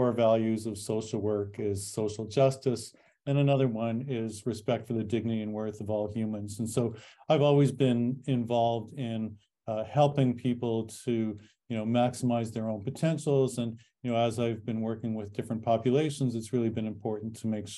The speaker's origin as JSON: {"language": "English", "country": "Canada", "tie": "born or raised there", "moved": "yes", "lives_now": "United States", "said": "I am an American citizen, but I was born in Canada"}